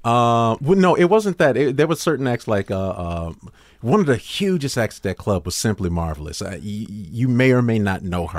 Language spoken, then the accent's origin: English; Chicago, Illinois, United States; I was from Chicago